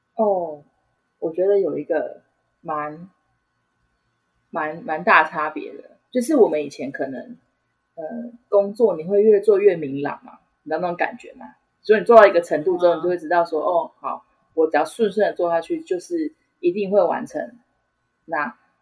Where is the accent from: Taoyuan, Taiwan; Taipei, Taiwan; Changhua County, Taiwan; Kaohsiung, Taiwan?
Changhua County, Taiwan; moved away as an adult; now in Taichung, Taiwan; 我本身是彰化人，那，那时候只是就是单纯不想要讲话，所以我就选择了到台中